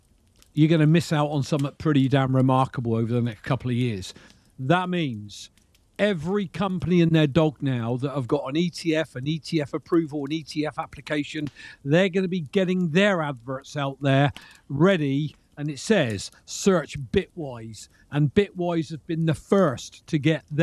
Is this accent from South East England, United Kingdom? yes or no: yes; Reading, South East England, United Kingdom; moved away; my hometown was Reading